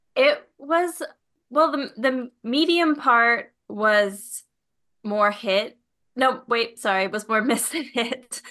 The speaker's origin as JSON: {"language": "English", "region": "Minnesota", "country": "United States", "tie": "born or raised there", "moved": "yes", "said": "I grew up in Minnesota"}